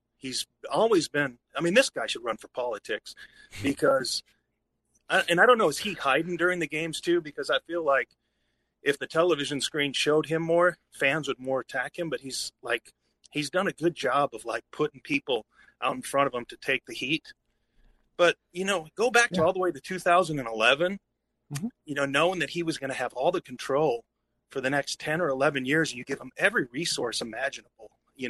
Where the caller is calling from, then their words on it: Nashville, Tennessee, United States; Hey, calling from Nashville.